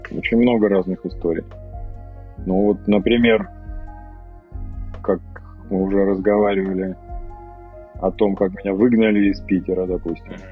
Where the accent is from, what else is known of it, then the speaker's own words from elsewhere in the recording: Sevastopol, Crimea, Ukraine; Ну-ну, вот, я, я родился в Севастополе, и как бы э, я там недолго жил, в принципе. После того, как я вернулся вот в 87 году, я прожил там до 97 -го года почти 11 лет, короче. Вот, собственно. Вот, но как бы все равно считаю Севастополь родным городом.